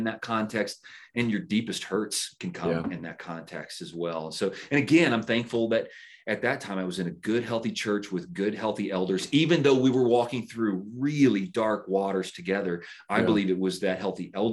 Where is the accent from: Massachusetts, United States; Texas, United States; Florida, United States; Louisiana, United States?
Louisiana, United States; Baton Rouge; I was born in Baton Rouge, Louisiana